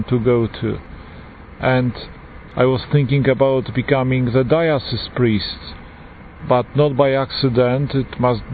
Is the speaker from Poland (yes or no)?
yes; Poland; accent: Polish; English is a second language; moved away; As you can hear from my accent, I am Polish, a Polish priest